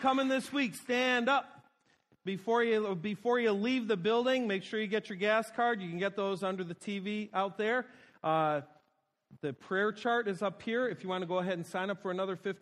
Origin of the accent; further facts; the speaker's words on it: Buffalo, New York, United States; moved away; I'm a kid from Buffalo